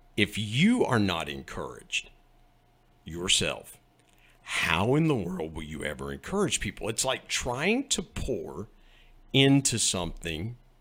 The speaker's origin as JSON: {"language": "English", "region": "West Virginia", "country": "United States", "accent": "West Virginia", "said": "my West Virginia accent"}